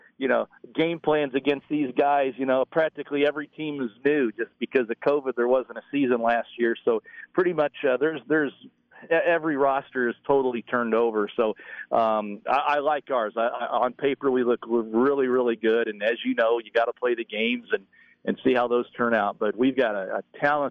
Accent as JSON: {"language": "English", "region": "Texas", "country": "United States", "tie": "born or raised there", "also_born_or_lived": "Indiana / Iowa", "moved": "yes", "lives_now": "Alton, United States", "said": "I was born in Indiana. I grew up in Texas. I moved to Iowa 25 years ago"}